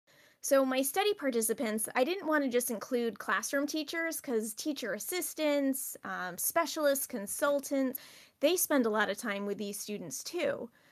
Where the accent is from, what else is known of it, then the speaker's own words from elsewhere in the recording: Rhode Island, United States; I'm from Rhode Island